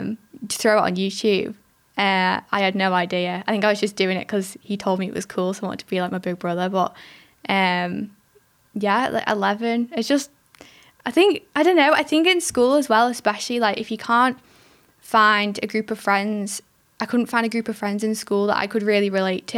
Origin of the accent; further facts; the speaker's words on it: England, United Kingdom; I am from England